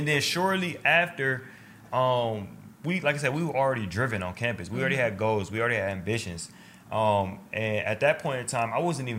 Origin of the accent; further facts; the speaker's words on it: Akron, Ohio, United States; now in Atlanta, United States; obviously I'm from Akron, not even Cleveland Heights.